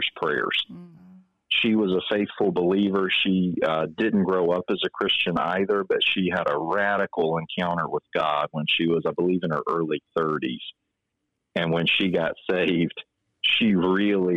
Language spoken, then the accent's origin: English; Salem, Virginia, United States; now in Chesterfield County, United States; I'm originally from Salem, Virginia, so southwest Virginia outside of Roanoke